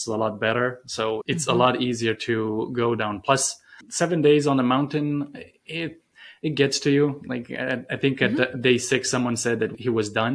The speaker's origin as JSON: {"language": "English", "country": "Romania", "tie": "born or raised there", "moved": "as an adult", "lives_now": "United States", "said": "growing up in Romania."}